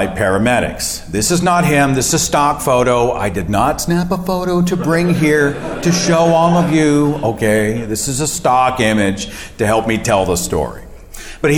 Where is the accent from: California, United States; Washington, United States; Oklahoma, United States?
Oklahoma, United States; my home state of Oklahoma